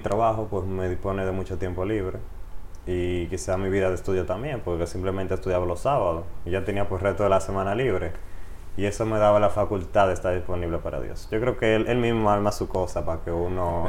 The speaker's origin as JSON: {"language": "Spanish", "town": "Río San Juan", "region": "María Trinidad Sánchez", "country": "Dominican Republic", "tie": "born or raised there", "also_born_or_lived": "Nagua", "moved": "as an adult", "lives_now": "Santiago de los Caballeros, Dominican Republic", "said": "yo nací en la provincia María Trida Sánchez, en la ciudad de Nagua, pero me crié en Río San Juan, pueblito bello lleno de playas"}